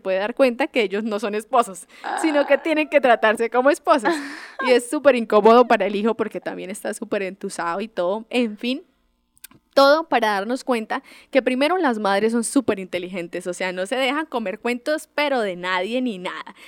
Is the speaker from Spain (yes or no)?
no; Colombia; nosotros como buenos colombianos